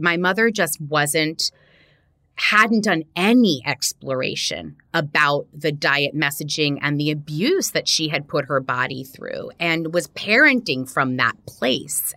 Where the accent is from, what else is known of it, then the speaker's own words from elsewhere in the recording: Miami, Florida, United States; I grew up in Miami, Florida